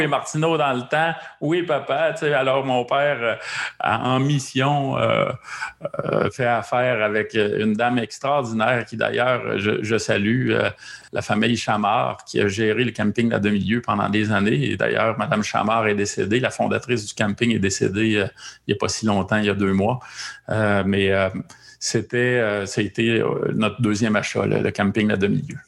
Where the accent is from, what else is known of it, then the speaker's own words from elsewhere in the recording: Quebec, Canada; chez nous au Québec